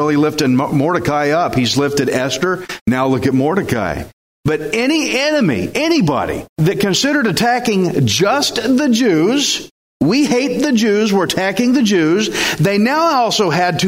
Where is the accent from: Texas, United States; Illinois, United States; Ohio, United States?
Texas, United States; I'm Texan